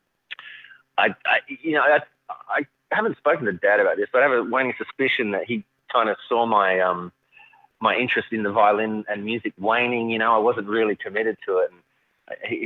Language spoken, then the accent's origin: English; Adelaide, South Australia, Australia; moved away; I'm from Adelaide, which is right down south central coast of Australia